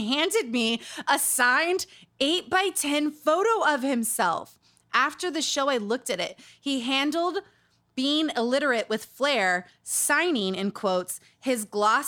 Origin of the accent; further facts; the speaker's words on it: Utah, United States; Growing up in Utah. Growing up around cults